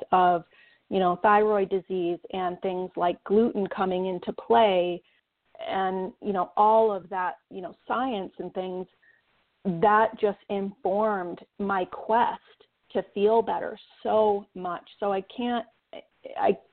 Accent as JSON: {"language": "English", "town": "Saginaw", "region": "Michigan", "country": "United States", "moved": "yes", "lives_now": "Western Montana, United States", "said": "I'm from Saginaw, Michigan. I'm a Michigan girl."}